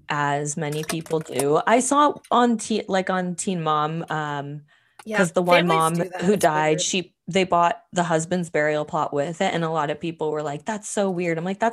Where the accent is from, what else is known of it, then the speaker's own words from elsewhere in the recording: Canada; we're Canadians